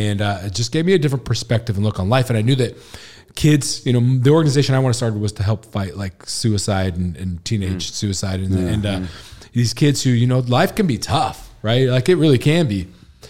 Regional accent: Washington, United States; Yeah, I grew up in Washington, went to school in Washington, headed to LA right after 2000.

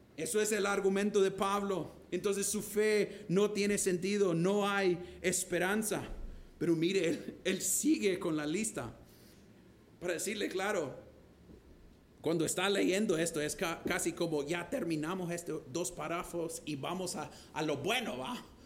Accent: Honduras; tengo orgullo de ser catracho

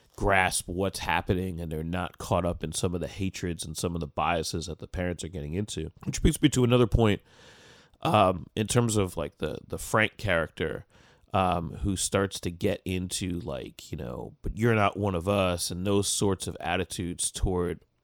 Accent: United States; as an American listener

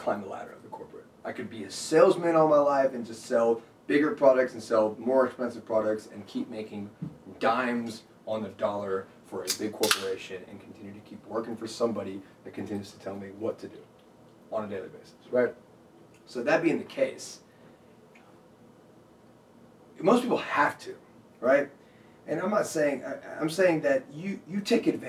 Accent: Dacula, Georgia, United States; also born or lived in Connecticut / New Jersey / India; I moved to Georgia, and then I went to Decula. It was in Gwinnett County. Grew up there all the way through high school, from elementary, middle, high school

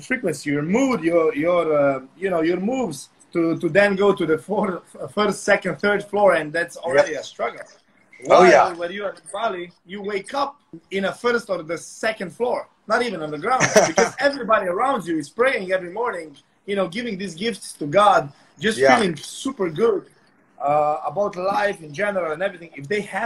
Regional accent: Slovenia; now in Indonesia; I come from Europe, from Slovenia. That's the country next to Italy

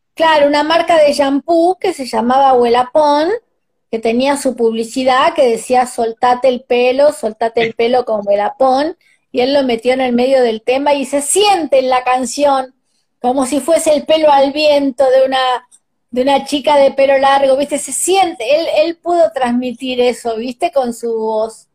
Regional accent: Argentina; somos los argentinos

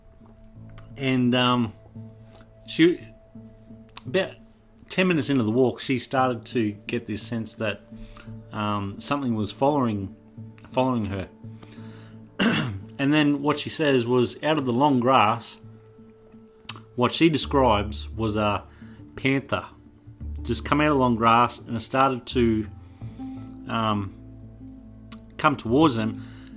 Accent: Toowoomba, Queensland, Australia; I'm from Toowoomba

